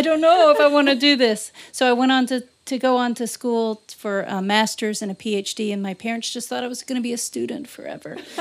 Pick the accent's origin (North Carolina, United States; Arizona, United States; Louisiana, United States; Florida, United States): Louisiana, United States; now in Iowa, United States; I grew up in Louisiana